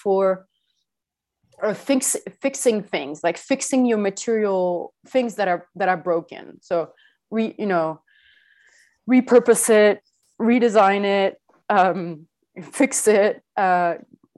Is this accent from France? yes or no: yes; France; I'm French, or I was born in France.